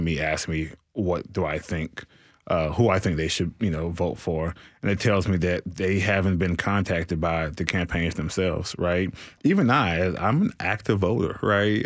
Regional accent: Nashville, Tennessee, United States; I'm from the city. I'm not from Donelson, Antioch, Madison. I am from Nashville, Tennessee

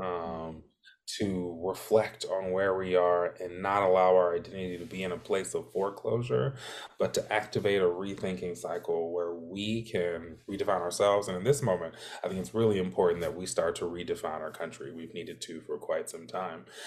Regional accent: Alabama, United States; moved away; I'm from Alabama originally

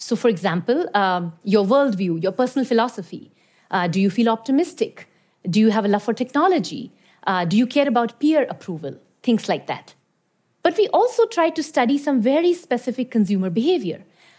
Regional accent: Iran; also born or lived in India; I've lived and worked in some very diverse countries around the world. I was born in India, but I grew up in Iran.

